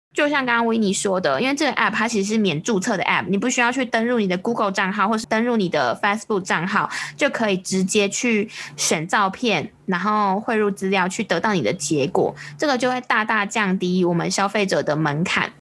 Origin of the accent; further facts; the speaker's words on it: Taiwan; 我们台湾这边前阵子超流行《火神的眼泪》